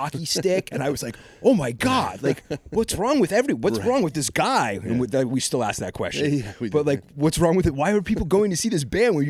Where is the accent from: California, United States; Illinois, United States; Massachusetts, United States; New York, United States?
Massachusetts, United States; Westport; also born or lived in Fall River, Massachusetts; I grew up specifically in Westport, Mass.